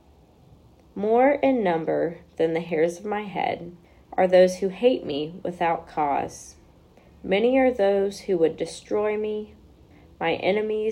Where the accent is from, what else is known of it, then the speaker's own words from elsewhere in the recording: Birmingham, Alabama, United States; also born or lived in Jackson, Mississippi; I grew up in the Birmingham area